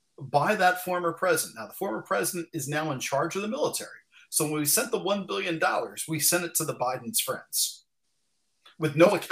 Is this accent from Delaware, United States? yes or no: yes; Wilmington, Delaware, United States; based right in my hometown here in Wilmington, Delaware.